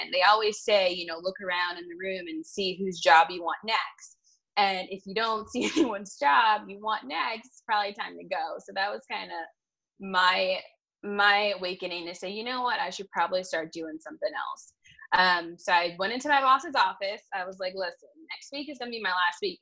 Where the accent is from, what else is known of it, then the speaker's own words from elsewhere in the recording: Washington, District of Columbia, United States; my hometown